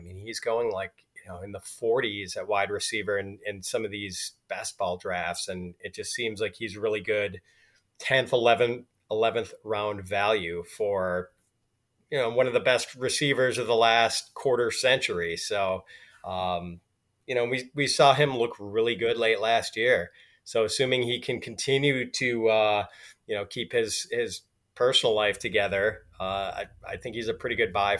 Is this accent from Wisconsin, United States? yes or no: yes; Milwaukee, Wisconsin, United States; now in Chicago, United States; I live in the Chicago area, but Milwaukee is my hometown